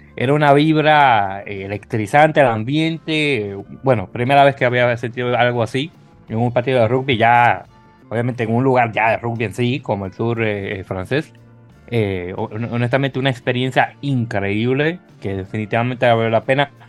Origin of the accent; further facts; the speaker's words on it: Dominican Republic; dominicano al fin